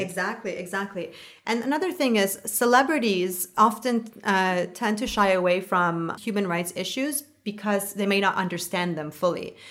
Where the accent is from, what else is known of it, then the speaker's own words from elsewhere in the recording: Canada; I'm a Canadian.